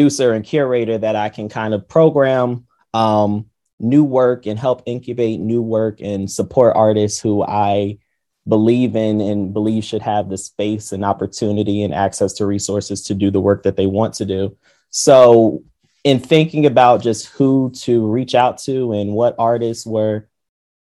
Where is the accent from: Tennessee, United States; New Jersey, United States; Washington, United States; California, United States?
New Jersey, United States; I'm born and raised in New Jersey